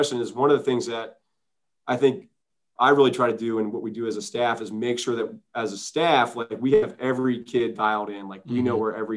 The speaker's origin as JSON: {"language": "English", "region": "East Coast", "country": "United States", "tie": "born or raised there", "moved": "yes", "lives_now": "Southern California, United States", "said": "I grew up in the East Coast"}